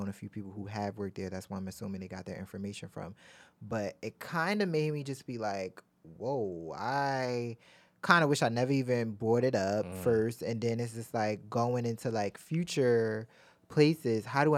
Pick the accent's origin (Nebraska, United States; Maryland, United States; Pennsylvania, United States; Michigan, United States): Maryland, United States; Baltimore; If Baltimore. Baltimore. Yeah. I'm from Baltimore.